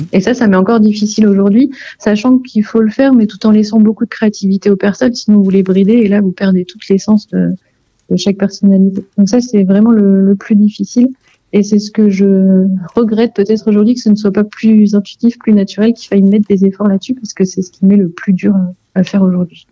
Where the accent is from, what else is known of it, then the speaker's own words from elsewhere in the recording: Vendée, Pays de la Loire, France; je suis originaire de Vendée